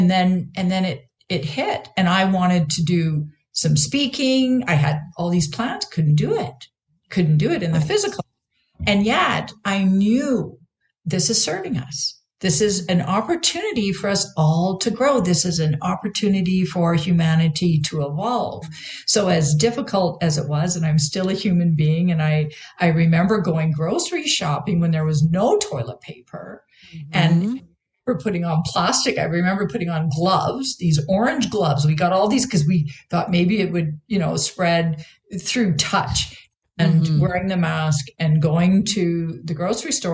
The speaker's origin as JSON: {"language": "English", "country": "Canada", "also_born_or_lived": "Vancouver, Canada / Victoria, Canada", "moved": "as an adult", "lives_now": "United States", "said": "I being Canadian at the time, I was living in Vancouver"}